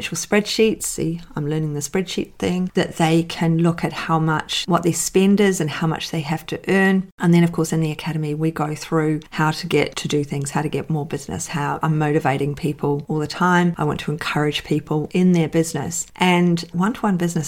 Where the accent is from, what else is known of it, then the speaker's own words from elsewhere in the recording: New Zealand; I'm a New Zealander